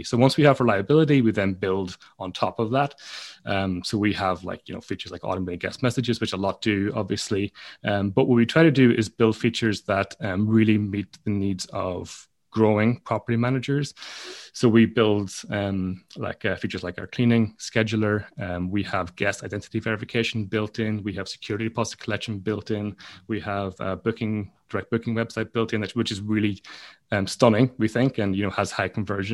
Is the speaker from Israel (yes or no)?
no; Donegal, Ulster, Ireland; moved away; also born or lived in London, United Kingdom; My parents run a guest house and I'm from Donegal in Ireland